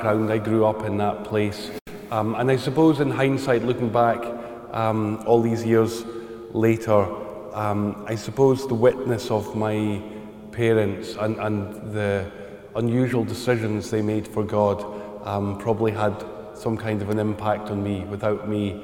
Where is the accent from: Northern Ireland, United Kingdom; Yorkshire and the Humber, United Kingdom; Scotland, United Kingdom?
Scotland, United Kingdom; Highlands of; accent: Scottish; I grew up in the Highlands of Scotland, a little village, middle of nowhere, 400 people up in the hills